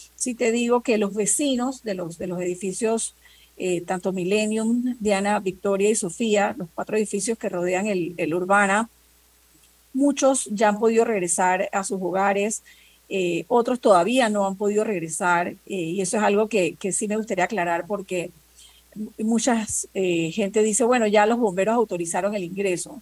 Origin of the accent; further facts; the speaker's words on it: Panama; nosotros también somos panameños, también somos ciudadanos, también pagamos impuestos.